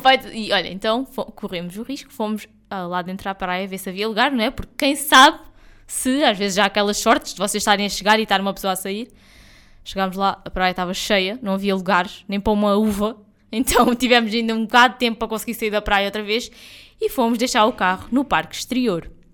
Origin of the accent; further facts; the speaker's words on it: Algarve, Portugal; nós somos algarvios, nós vivemos aqui, nós vivemos no Algarve o ano inteiro.